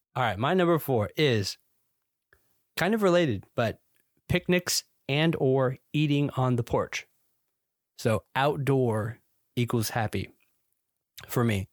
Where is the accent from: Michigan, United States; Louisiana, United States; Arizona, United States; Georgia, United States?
Georgia, United States; moved away as an adult; now in Florida, United States; Now, this is not my native state. I'm from Georgia originally. And so I moved to the Sunshine State in twenty thirteen